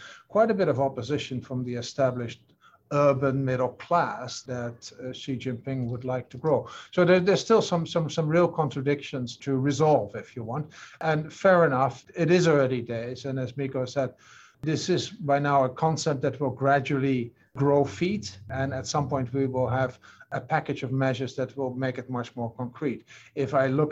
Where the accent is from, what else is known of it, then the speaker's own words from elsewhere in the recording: Netherlands; moved away; my home country, the Netherlands